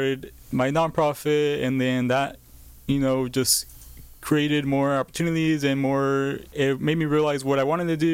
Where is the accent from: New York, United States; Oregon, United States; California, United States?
California, United States; Bakersfield; I was born and raised in Bakersfield, California